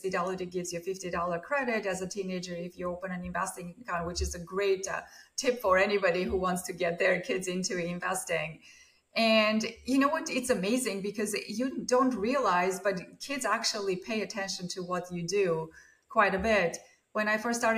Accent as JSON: {"language": "English", "country": "Armenia", "tie": "born or raised there", "moved": "as an adult", "lives_now": "Beverly, United States", "said": "I grew up in Armenia during the Soviet times"}